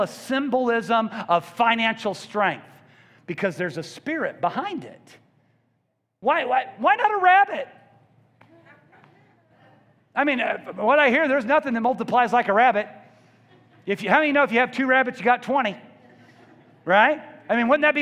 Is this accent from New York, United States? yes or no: no; Columbia, Missouri, United States; I grew up in Columbia, and we only got a baseball game on TV every other Sunday.